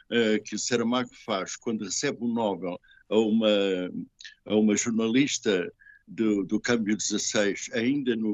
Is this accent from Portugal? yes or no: no; France; Uh, antigamente dizia-se engajado, e eu sou francês, agora diz-se comprometido, exatamente.